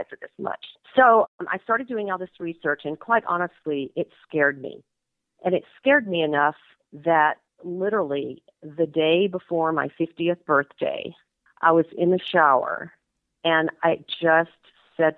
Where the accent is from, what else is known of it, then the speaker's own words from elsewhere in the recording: Georgia, United States; moved away as an adult; also born or lived in New England; now in Wyoming, United States; I grew up in Georgia, so I'm a little Georgia peach, and I went to college there